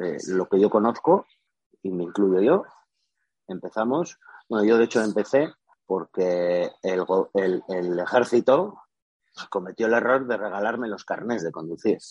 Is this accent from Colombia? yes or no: no; Spain; soy de España